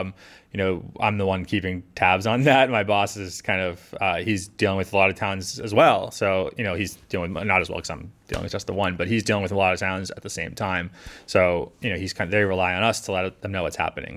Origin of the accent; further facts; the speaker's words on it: Scituate, Massachusetts, United States; I grew up in Situate, right by the water, um, experiencing those storms growing up.